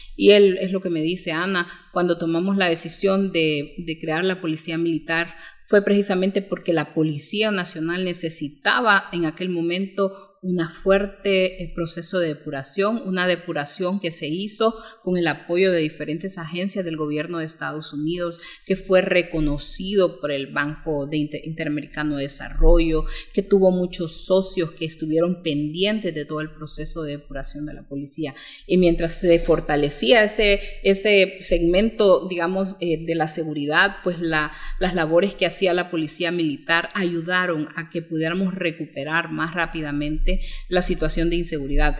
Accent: Honduras; como hondureños

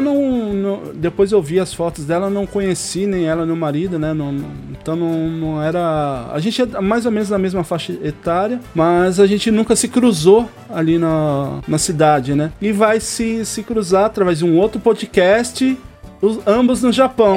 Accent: Jacareí, São Paulo, Brazil; moved away; eu também sou de Jacareí.

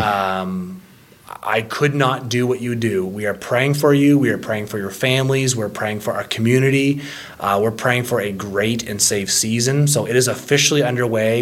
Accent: Ontario, Canada; moved away; Growing up in Ontario

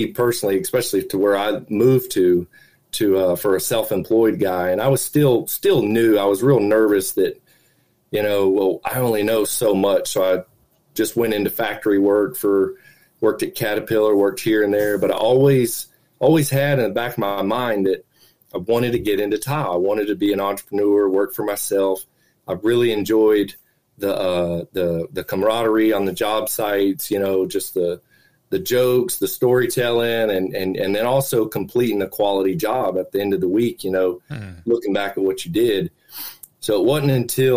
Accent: Central Florida, United States; I was born and raised here in Central Florida.

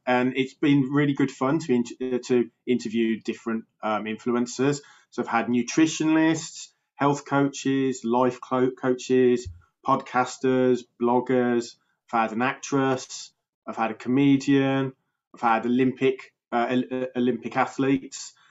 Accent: Birmingham, West Midlands, United Kingdom; accent: Birmingham; I'm from uh, England in the UK. Uh, I'm actually in Birmingham, which is um, Britain's second biggest city. Um, so about two hours from London. So yeah, so I've got a bit of a Birmingham accent

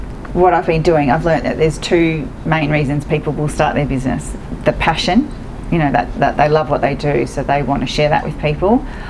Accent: Melbourne, Victoria, Australia; also born or lived in Edithvale; I grew up in East Bentley and now live in Moorabbin.

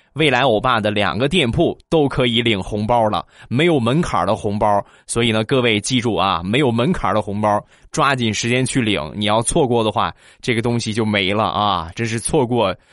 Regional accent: China; 因为我们中国人的家庭普遍都是喜欢去去比较啊

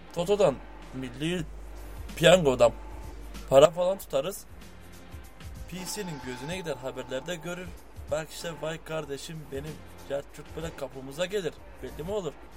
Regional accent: Bulgaria; Bulgaristan'dayız oldu bitti. Muhaciriz be biz.

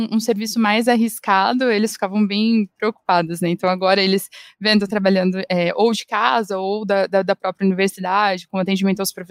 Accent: Londrina, Paraná, Brazil; moved away as an adult; also born or lived in Manaus; now in Curitiba, Brazil; Mas a maior parte da minha vida eu morei em Londrina. Eu acabei me mudando aqui para Curitiba porque eu queria tentar mestrado.

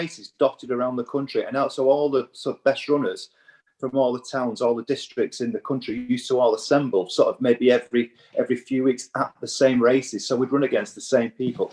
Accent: Warrington, North West England, United Kingdom; as a young boy growing up in the northwest of England

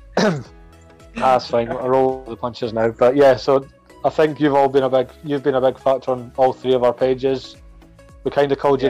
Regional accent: across the River Forth, Scotland, United Kingdom; where I'm from, I'm across the River Forth

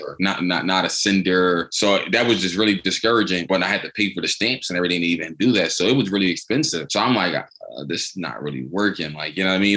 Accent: Philadelphia, Pennsylvania, United States; I'm from born and raised in Philadelphia.

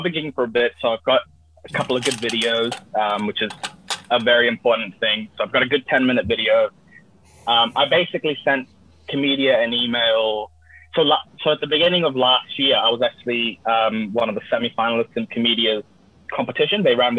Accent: Australia; This is who I am. I'm from Australia.

